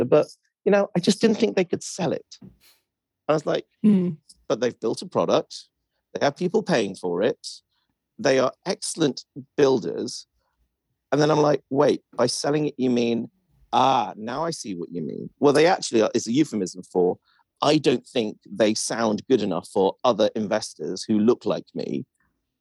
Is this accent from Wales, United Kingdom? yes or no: yes; Welsh, Wales, United Kingdom; I'm Welsh